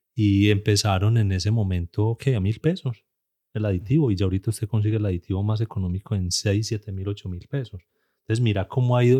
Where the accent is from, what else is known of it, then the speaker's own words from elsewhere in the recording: Antioquia, Colombia; accent: paisa; como buen colombiano y como buen paisa